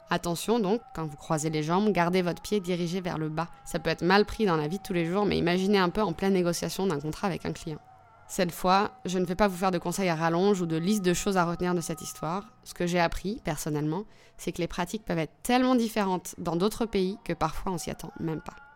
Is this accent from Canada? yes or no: no; France; Je suis née en France, mais toute mon enfance, j'ai été bercée par les histoires de Tunisie